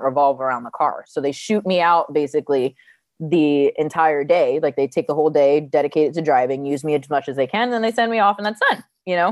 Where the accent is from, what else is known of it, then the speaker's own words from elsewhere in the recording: New Jersey, United States; moved away as an adult; also born or lived in California; I grew up in New Jersey, moved to California after high school